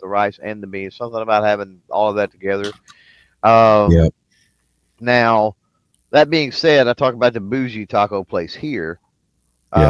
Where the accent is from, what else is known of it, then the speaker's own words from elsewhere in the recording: Texas, United States; I'm from Texas